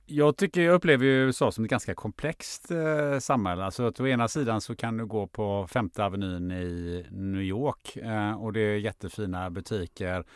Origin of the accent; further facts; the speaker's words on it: Sweden; jag är född, också född i Sverige